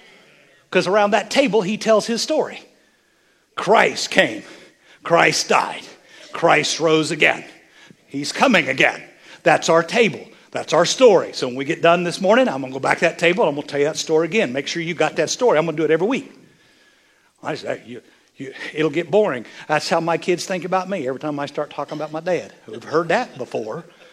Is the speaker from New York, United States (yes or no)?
no; Lindsay, Oklahoma, United States; And my grandma made that pecan pie. And we was raised in Lindsay, Oklahoma.